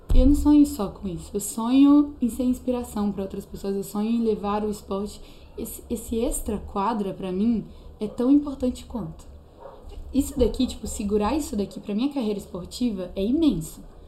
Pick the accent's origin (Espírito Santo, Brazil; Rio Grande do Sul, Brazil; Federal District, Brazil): Espírito Santo, Brazil; Venda Nova do Imigrante; moved away as an adult; now in Belo Horizonte, Brazil; lá na minha cidade, tipo, lá no Espírito Santo em si, eu era conhecida como a menina que teve câncer.